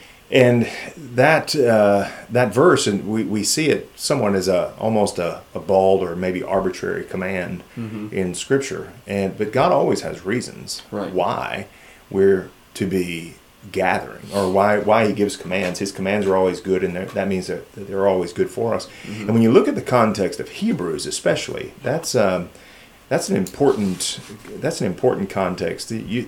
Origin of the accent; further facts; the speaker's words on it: South Louisiana, United States; now in Carbondale, United States; I was pastoring in a PCA church in Louisville, Kentucky for 13, but I'm originally from South Louisiana.